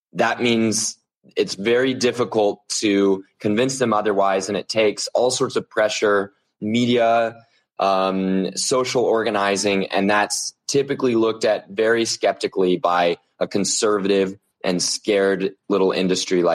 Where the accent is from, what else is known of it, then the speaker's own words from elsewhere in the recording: Oklahoma, United States; moved away as an adult; also born or lived in United Kingdom; I'm from Oklahoma, come from a line of engineers